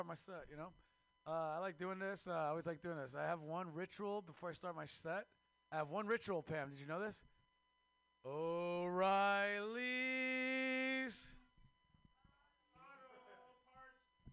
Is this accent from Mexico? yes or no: yes; Mexico; moved away; I am Mexican from Mexico